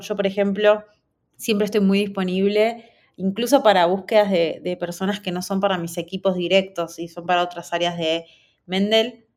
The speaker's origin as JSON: {"language": "Spanish", "country": "Argentina", "said": "Yo soy de Argentina, estudié en una universidad de tecnología en Buenos Aires"}